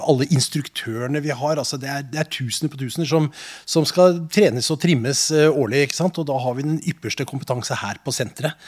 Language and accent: Norwegian; Nordmøre, Møre og Romsdal, Norway; moved away; Jeg er jo fra Nordmøre opprinnelig